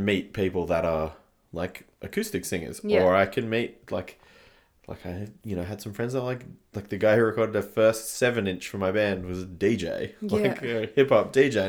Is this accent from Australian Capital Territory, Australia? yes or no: yes; Canberra, Australian Capital Territory, Australia; when I was growing up in Canberra, from the start, we would never really play shows just because of the size of the town.